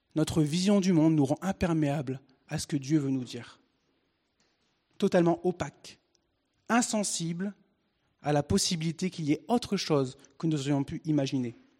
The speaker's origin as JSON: {"language": "French", "area": "Picardy", "region": "Hauts-de-France", "country": "France", "tie": "born or raised there", "said": "Et je suis français. Je suis né en Picardie, un bon franchouillard, avec euh, né de parents français"}